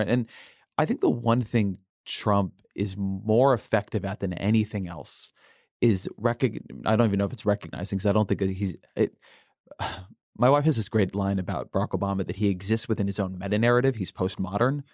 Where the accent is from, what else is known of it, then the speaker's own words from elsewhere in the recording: California, United States; now in Washington, D.C., United States; I am from California